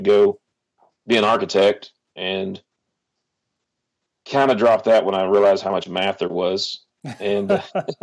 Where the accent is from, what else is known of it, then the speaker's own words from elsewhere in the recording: Oklahoma, United States; I was born and raised in Oklahoma